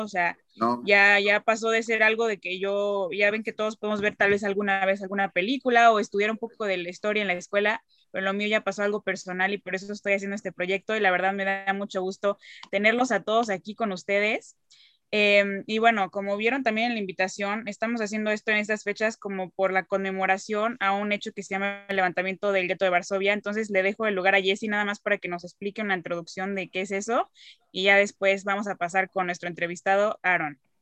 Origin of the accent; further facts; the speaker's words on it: Cuernavaca, Morelos, Mexico; soy de México, de aquí de Cuernavaca